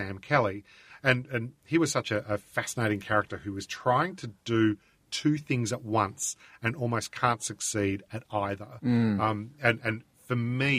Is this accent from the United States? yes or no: no; Australia